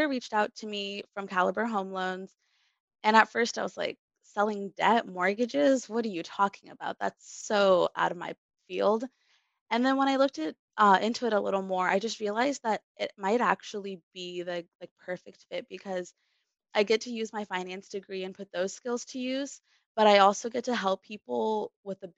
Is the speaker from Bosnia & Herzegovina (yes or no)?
yes; Bosnia & Herzegovina; now in Seattle, United States; I'm originally from Tehran in Bosnia